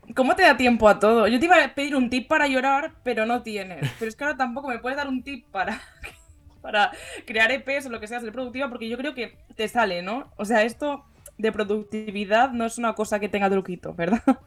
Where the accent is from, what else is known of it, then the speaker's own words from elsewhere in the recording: Barcelona, Catalonia, Spain; nosotros que somos de Barcelona